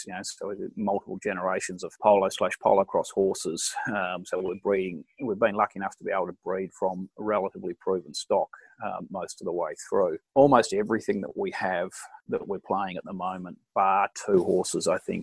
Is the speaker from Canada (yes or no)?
no; Geraldton, Western Australia, Australia; moved away; also born or lived in Perth; we grew up playing for Mooyanooka